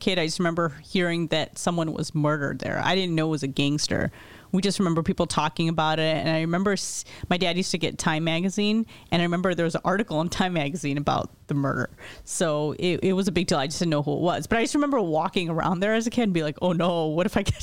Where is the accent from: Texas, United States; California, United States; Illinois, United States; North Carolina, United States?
Illinois, United States; Lincolnwood; growing up in Lincolnwood, if you're, you know, Lincolnwood is a suburb literally outside the city and the northwest side